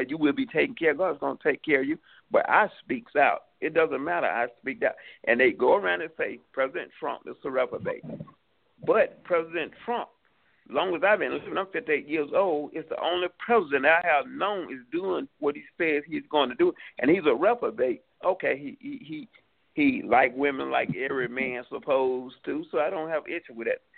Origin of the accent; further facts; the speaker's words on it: New York City, New York, United States; also born or lived in Atlanta, Georgia; I'm originally from New York. I came back to New York City.